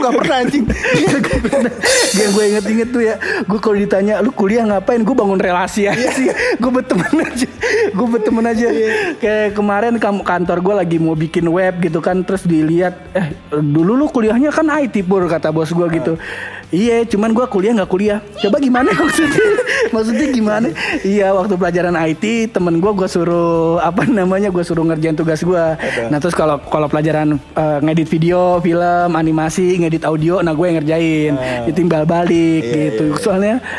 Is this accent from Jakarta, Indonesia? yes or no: yes; Betawi, Jakarta, Indonesia; gue orang Betawi